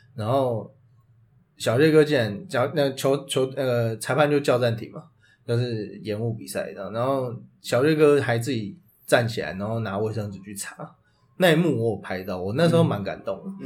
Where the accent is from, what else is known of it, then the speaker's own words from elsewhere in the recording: Taipei, Taiwan; 我跟Peter都是土生土长台北人